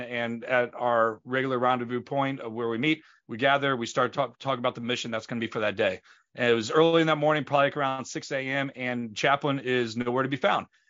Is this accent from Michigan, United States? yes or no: no; St. Louis, Missouri, United States; We grew up in Saint Louis